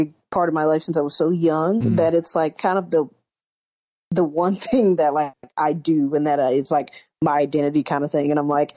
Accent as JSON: {"language": "English", "town": "Atlanta", "region": "Georgia", "country": "United States", "tie": "born or raised there", "also_born_or_lived": "Alabama", "moved": "as an adult", "lives_now": "Los Angeles, United States", "said": "the Atlanta Falcons, which is like my hometown pro football team"}